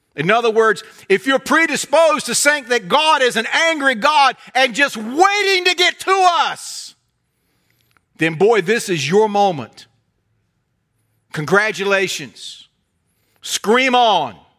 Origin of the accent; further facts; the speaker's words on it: United States; either as an American or as a Christian